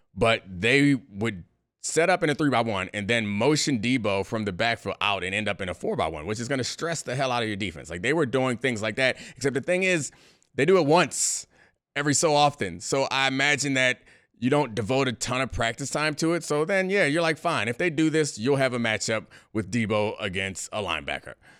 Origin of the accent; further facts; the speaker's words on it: Baltimore, Maryland, United States; I grew up in Baltimore